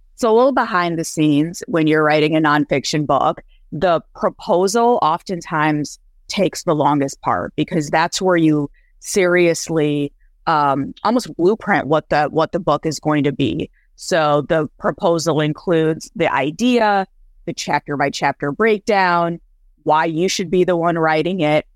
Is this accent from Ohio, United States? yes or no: no; Michigan, United States; also born or lived in India; I grew up in a small town in Michigan